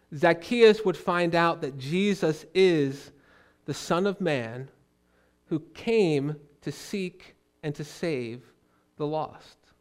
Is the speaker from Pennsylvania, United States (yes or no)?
yes; Philadelphia, Pennsylvania, United States; moved away as an adult; now in Pittsburgh, United States; I grew up on the other end of the state in Philly